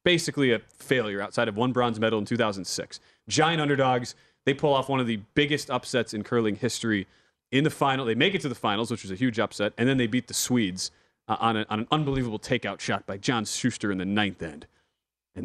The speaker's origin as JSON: {"language": "English", "region": "Wisconsin", "country": "United States", "said": "I'm from Wisconsin"}